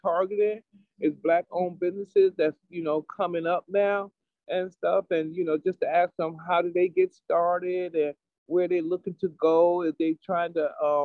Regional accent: New Haven, Connecticut, United States; I grew up in over on Franklin Street Projects, Farnham Courts. That's where I grew up at. And I lived over there for 18 years

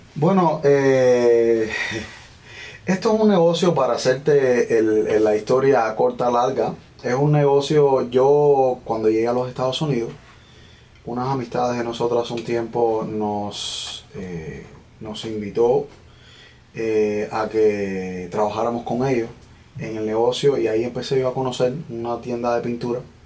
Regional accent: Villa Clara, Cuba; moved away as an adult; now in United States; Bueno, yo soy cubano. Nací en la provincia de Villa Clara, en la parte central de Cuba. Y de allá vengo.

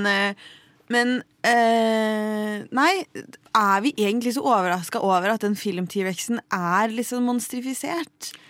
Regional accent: Lillehammer, Innlandet, Norway; jeg er jo fra Lillehammer

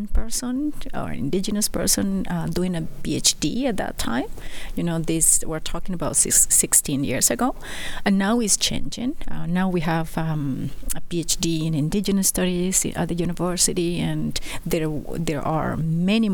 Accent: Isthmus of Tehuantepec, Oaxaca, Mexico; moved away as an adult; now in Edmonton, Canada; I am Zapotec from the Tehuantepec Isthmus, Oaxaca, Mexico

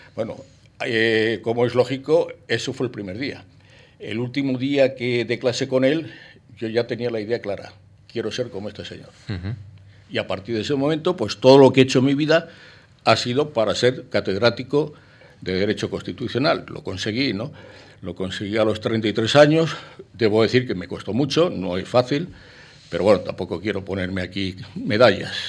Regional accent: Spain; also born or lived in Paris, France / Boston, United States; naturalmente soy español y viví en España hasta los 23 años

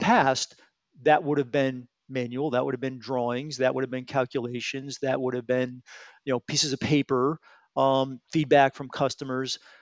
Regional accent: Bridgeport, Connecticut, United States; I'm a local guy. Um, I grew up in Bridgeport, Connecticut.

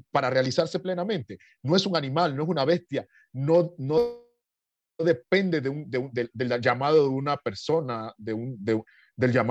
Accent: Panama; moved away as an adult; also born or lived in Italy / Nicaragua; el medio donde yo nací, ¿no? Eh, Panamá es un país joven, eh, tiene 115 años de vida republicana

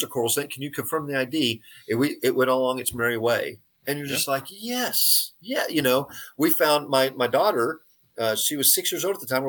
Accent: San Angelo, Texas, United States; growing up in San Angelo, but I was in San Angelo for about 20 years

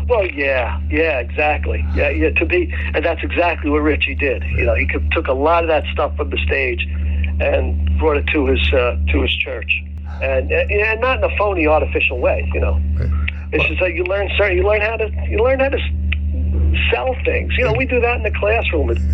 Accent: New York City, New York, United States; I'm from New York City, and most people can tell right away, besides the way I talk

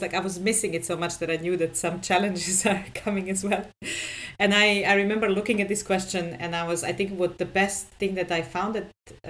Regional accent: Serbia; I come from Serbia. And I actually always lived in Serbia.

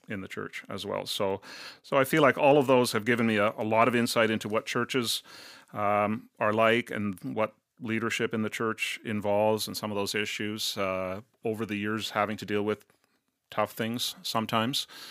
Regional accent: Cornwall, Ontario, Canada; also born or lived in Brampton / St. Catharines; I grew up in Cornwall in Eastern Ontario.

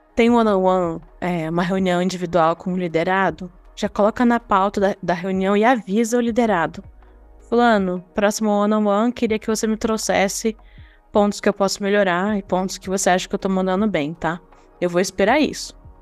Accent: Brazil; nós, enquanto brasileiros

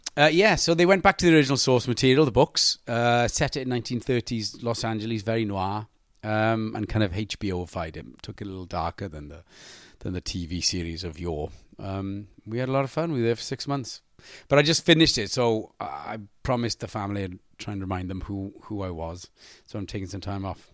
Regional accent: Wales, United Kingdom

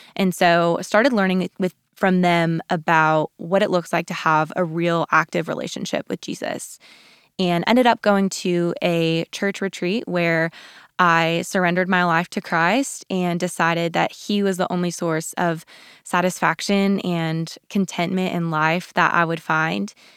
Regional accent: Colorado, United States; moved away as an adult; also born or lived in Texas; I grew up in Colorado

